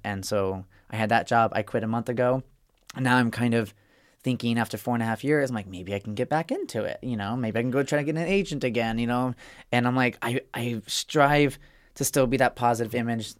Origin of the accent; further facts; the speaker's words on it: Arizona, United States; Arizona. {S4} Okay. {S10} Yeah. Red state. my parents are still there, too.